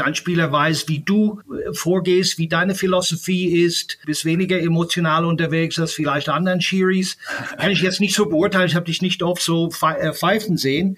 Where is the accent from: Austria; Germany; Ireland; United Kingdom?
Ireland; moved away; Ich bin in Irland aufgewachsen